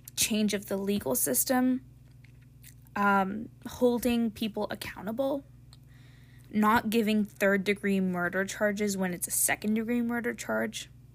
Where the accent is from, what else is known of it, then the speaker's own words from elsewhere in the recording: United States; I was born in a country where I have the ability to have free speech